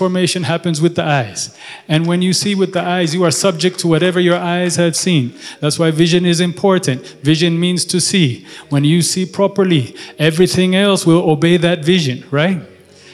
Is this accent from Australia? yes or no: no; Ethiopia; I'm from Ethiopia.